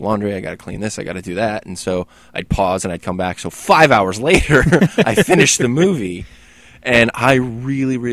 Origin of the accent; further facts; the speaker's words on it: United States; I'm an American